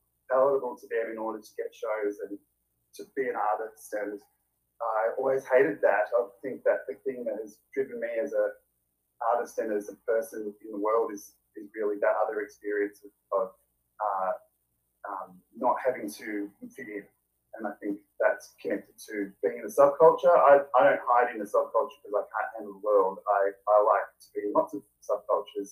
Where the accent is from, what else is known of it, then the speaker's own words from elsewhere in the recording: Hobart, Tasmania, Australia; moved away; also born or lived in Melbourne; I grew up in Hobart, it's a bogan place.